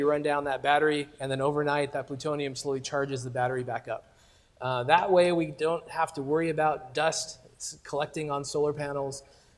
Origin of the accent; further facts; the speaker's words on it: Stockton, California, United States; moved away as an adult; now in Los Angeles, United States; I grew up in Stockton. So I'm sort of a Northern California person for the early part of my life, at least. Now LA, after 20-some years, finally getting used to it.